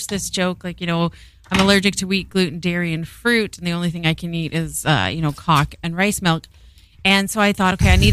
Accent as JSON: {"language": "English", "country": "Canada", "said": "I'm Canadian"}